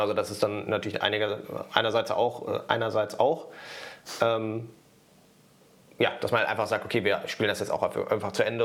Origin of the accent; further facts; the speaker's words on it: Germany; als Deutscher